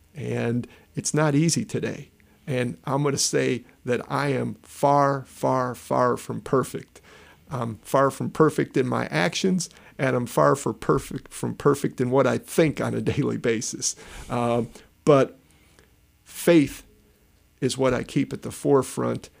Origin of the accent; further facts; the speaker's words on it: Chicago, Illinois, United States; growing up in Chicago